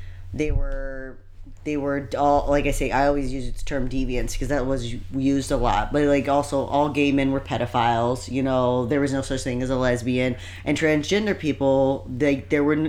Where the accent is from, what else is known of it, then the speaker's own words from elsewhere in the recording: Indiana, United States; us growing up in Indiana